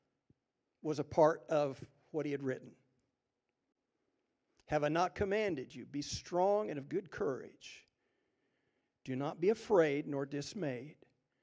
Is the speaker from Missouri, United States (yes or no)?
yes; Jefferson City, Missouri, United States; I grew up on the Missouri River in Jefferson City, Missouri.